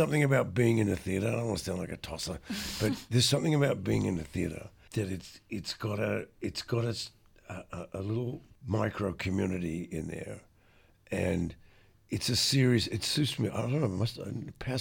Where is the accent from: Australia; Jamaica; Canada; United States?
Australia; Adelaide, South Australia; moved away; I grew up in Adelaide